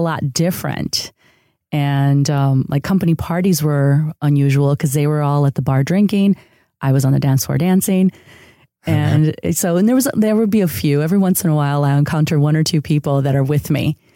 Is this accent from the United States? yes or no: yes; outside of Chicago, Illinois, United States; first language Spanish; English is a second language; also born or lived in San Diego, California; now in Los Angeles, United States; I grew up in a city outside of Chicago that was a huge uh, neighborhood of immigrants from Mexico. Uh, so Spanish was actually my first language.